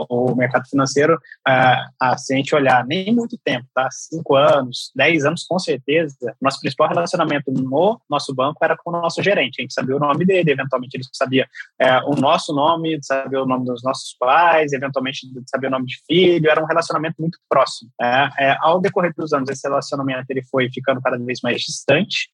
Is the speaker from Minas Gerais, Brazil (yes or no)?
yes; São Gonçalo do Sapucaí, Minas Gerais, Brazil; eu sou criado no interior de Minas, em São Gonçalo de Sapucaí, sou, sou de lá, sou mineiro